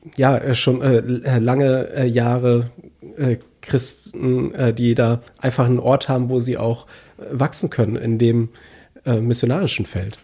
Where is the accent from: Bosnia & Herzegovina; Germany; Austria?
Germany; wir als Deutsche